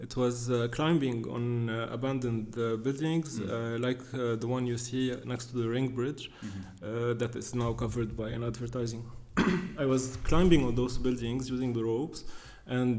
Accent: Beirut, Beirut Governorate, Lebanon; being raised and growing up in Beirut

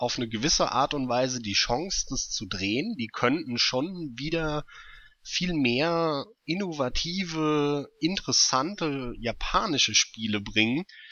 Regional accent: Germany; hier bei uns in Deutschland

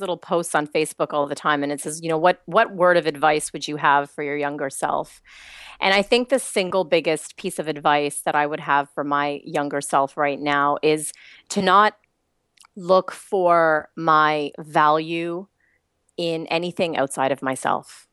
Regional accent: Canada; accent: Canadian; now in Australia; I'm Canadian

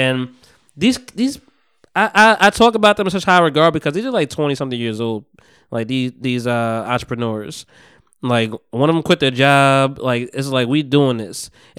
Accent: New Jersey, United States; I'm from Jersey.

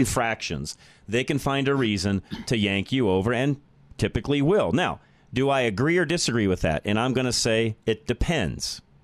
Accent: Boulder, Colorado, United States; from Boulder, my hometown. I'm a native there. That's where I was born

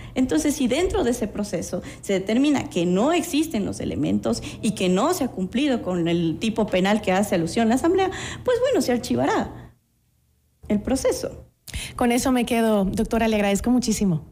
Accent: Ecuador; nosotros como ecuatorianos

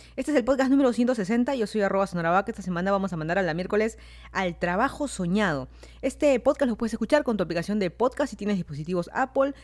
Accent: Lima, Peru; moved away as an adult; also born or lived in Miami, United States / Fairfax County, Virginia, United States; now in Virginia, United States; yo soy de Lima, Perú. Me mudé a Estados Unidos ya hace casi cuatro años

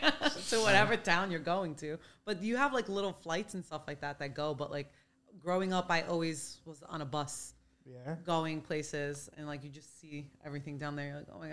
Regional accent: Corfu, Ionian Islands, Greece; but it's we're right there. Ionian in water. I'm from Corfu. I'm right across from you.

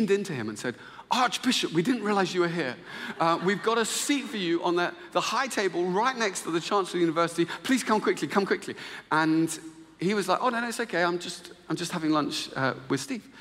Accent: Luton, East of England, United Kingdom; moved away; I'm actually from Luton

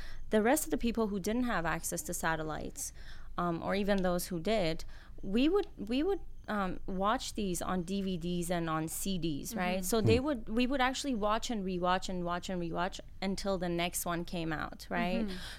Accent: Iran; now in Canada; My mom was a huge fan. My aunts were a huge fan, and I became a huge fan when we actually immigrated to Canada.

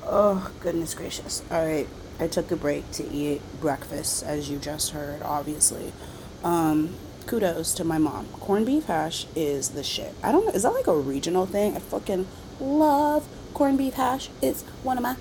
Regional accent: North Charleston, South Carolina, United States; moved away as an adult; Walter Scott was murdered on camera by a cop in my hometown

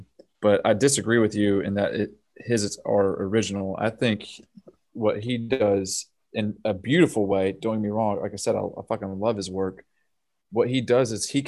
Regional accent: the South, United States; I'm from the South

